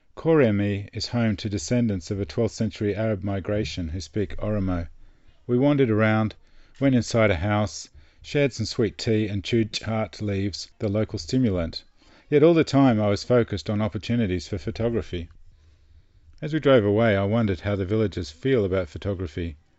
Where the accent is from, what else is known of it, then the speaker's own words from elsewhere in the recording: Australia; I'm from Australia